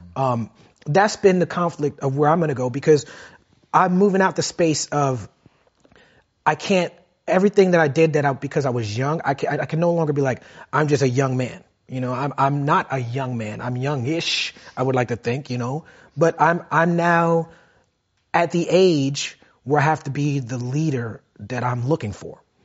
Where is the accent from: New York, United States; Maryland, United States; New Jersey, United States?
New York, United States; New York City; I grew up in Brooklyn